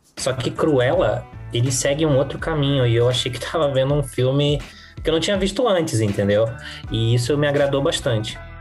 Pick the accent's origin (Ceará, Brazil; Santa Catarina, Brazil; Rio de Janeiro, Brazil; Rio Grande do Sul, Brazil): Rio de Janeiro, Brazil; now in São Paulo, Brazil; eu nasci no Rio de Janeiro, eu já tô há mais de 20 anos em São Paulo. Então eu cheguei aqui sem conhecer ninguém